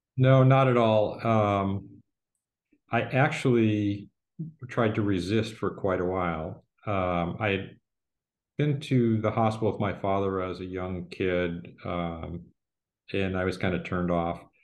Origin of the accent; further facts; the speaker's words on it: Detroit, Michigan, United States; moved away as an adult; also born or lived in Ann Arbor, Michigan / Philadelphia / Boston; I was born in Ann Arbor, Michigan. Uh, my father was a urology resident at the time. Yeah. And um, my early childhood was in Philadelphia, but we moved back to the Detroit area where my entire family is located and is from. Born and raised there.